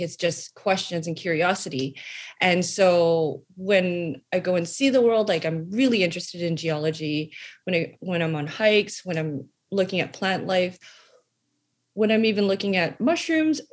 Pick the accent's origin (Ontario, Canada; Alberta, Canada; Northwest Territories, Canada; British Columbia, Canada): Alberta, Canada; Calgary; I was born in Calgary, Alberta